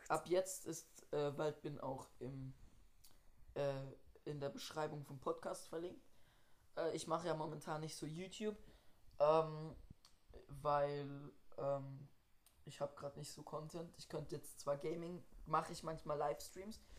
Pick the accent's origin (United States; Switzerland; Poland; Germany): Switzerland; bei uns in der Schweiz